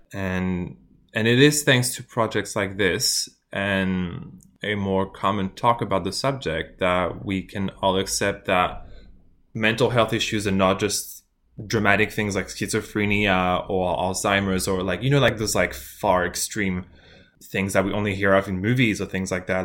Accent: France; moved away as an adult; now in Melbourne, Australia; I'm from France as well, and I've been in Australia since, for, like, the past six years

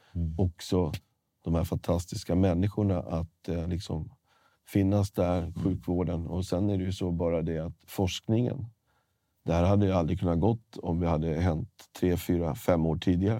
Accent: Stockholm, Stockholm County, Sweden; Jag är från Stockholm, Sverige

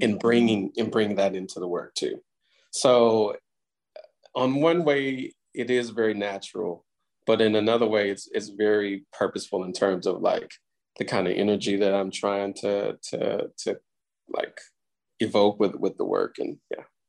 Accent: Houston, Texas, United States; Houston is my hometown and the place where a lot of this, well, most of this work was made

